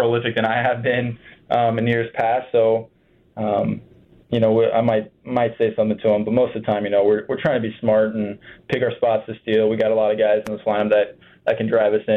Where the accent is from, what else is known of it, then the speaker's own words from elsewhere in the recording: Ohio, United States; I'm from Ohio